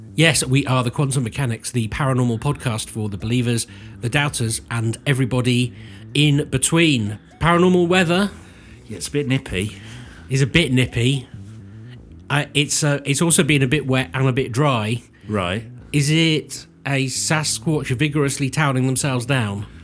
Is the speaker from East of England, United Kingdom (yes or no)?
no; Cirencester, South West England, United Kingdom; somebody who grew up in Cirencester